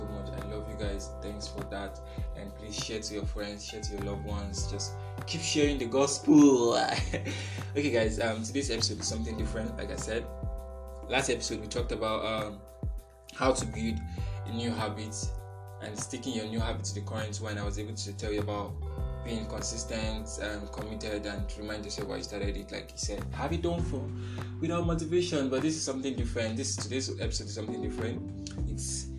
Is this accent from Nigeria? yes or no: yes; Nigeria; also born or lived in northern Nigeria; I'm from Nigeria. Yes. And some people say, I look like Hausa, I look like Yoruba, I'm a Yoruba boy, but I've studied in the north before.